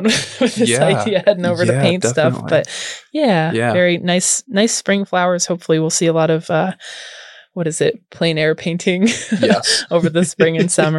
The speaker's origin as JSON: {"language": "English", "town": "Renton", "region": "Washington", "country": "United States", "tie": "born or raised there", "moved": "yes", "lives_now": "Lehigh Valley, United States", "said": "I was born in Renton, Washington"}